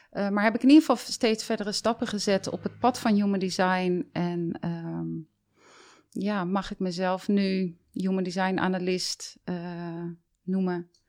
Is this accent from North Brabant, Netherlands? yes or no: no; Delft, South Holland, Netherlands; born there; ik ben dus geboren in Delft, heb daar maar kort gewoond.